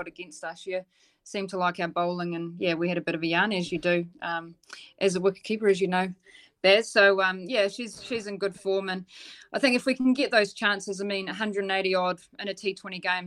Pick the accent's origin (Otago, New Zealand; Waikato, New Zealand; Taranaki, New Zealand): Otago, New Zealand; Dunedin; I'm from Dunedin